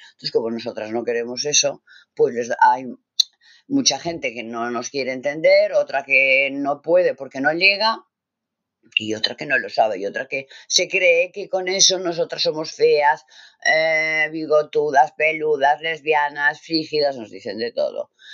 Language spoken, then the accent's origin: Spanish; Catalonia, Spain; also born or lived in Navarre; yo soy catalana